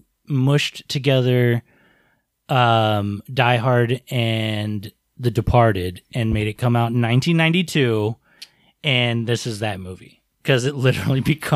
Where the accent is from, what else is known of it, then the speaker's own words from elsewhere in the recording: United States; I used to think Chow Yun-fat's name was funny as an American who's not, you know, used to Chinese names.